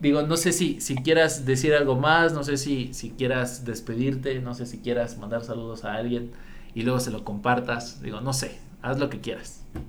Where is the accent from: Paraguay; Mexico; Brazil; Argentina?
Mexico; mi mexicano, mi gente